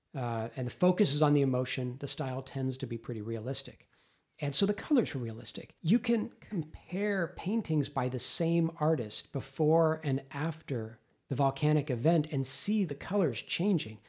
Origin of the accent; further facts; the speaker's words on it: Los Angeles, California, United States; I grew up in Los Angeles, a thousand miles south